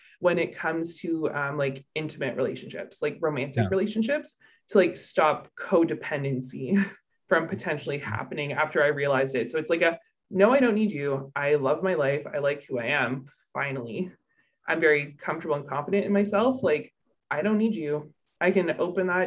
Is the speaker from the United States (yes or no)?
no; Canada; I'm Canadian